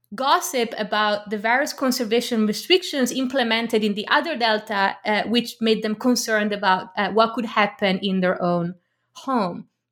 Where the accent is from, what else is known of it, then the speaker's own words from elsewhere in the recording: Milan, Lombardy, Italy; moved away; We had Turkish neighbors, uh, growing up in Milan